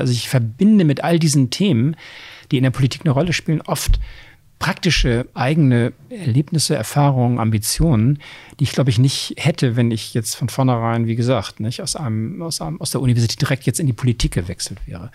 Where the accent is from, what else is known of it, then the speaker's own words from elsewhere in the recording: Oldenburg, Lower Saxony, Germany; moved away as an adult; also born or lived in Bremen; now in Hamburg, Germany; dann bin ich in Niedersachsen im Oldenburg aufgeworden